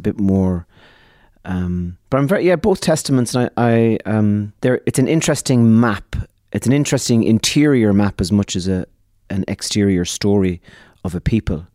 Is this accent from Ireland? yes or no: yes; Ireland; We are a people, the Irish, who had uh, our country